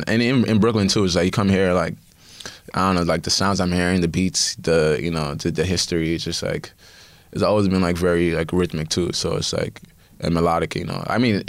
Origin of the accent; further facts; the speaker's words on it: Nigeria; being not African, being Nigerian first, but also being African overall